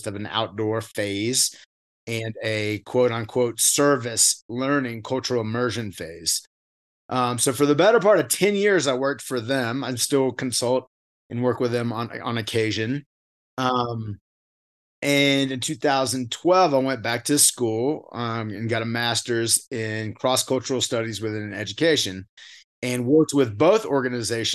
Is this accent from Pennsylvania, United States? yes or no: no; Wake Forest, North Carolina, United States; I was born and raised in North Carolina in a town called Wake Forest.